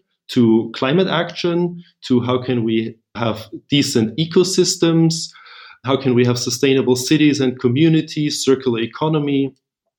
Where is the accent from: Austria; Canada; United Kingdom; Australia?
Austria; Vienna; also born or lived in Berlin, Germany / Washington, D.C., United States; I'm originally from Vienna